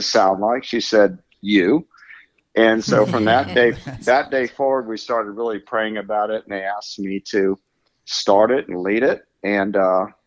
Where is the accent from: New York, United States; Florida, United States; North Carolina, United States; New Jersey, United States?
Florida, United States; I'm from Florida